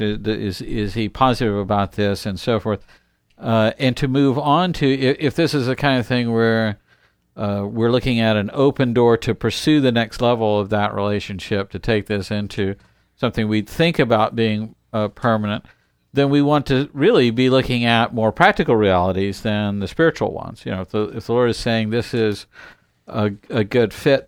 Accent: United States; we are American

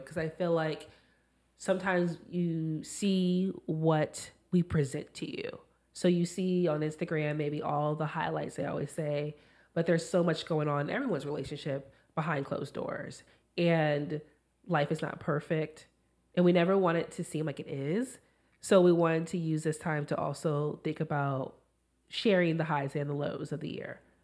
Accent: California, United States; moved away as an adult; now in Washington, United States; I'm originally from California

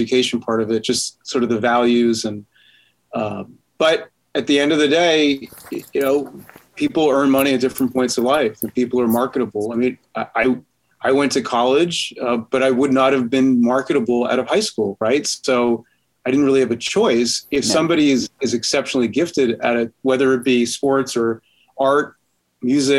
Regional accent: Massachusetts, United States; also born or lived in Mississippi / New Hampshire; I'm from Massachusetts, I work at UNH, so I'm really a New Englander

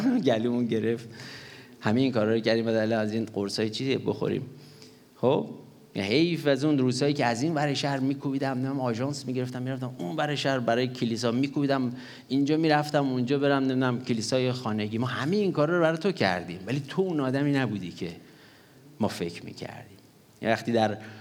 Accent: Gorgan, Golestan, Iran; moved away; من در دوران کودکیم به خاطر دلایل مختلف در گرگان که بودیم

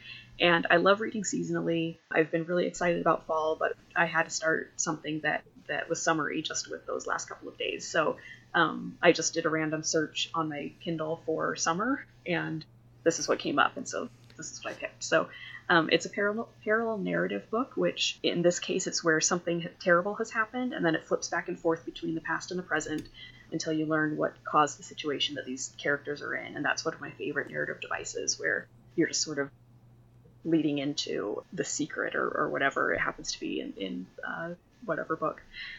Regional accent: Arizona, United States; growing up in Arizona

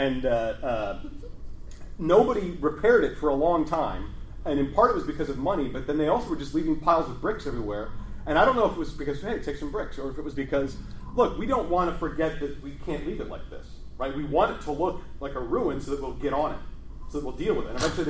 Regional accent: Midwest, United States; I'm from the Midwest.

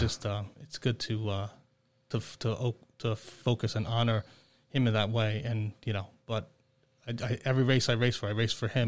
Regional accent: Long Island, New York, United States; now in Hammonton, United States; I grew up in on Long Island

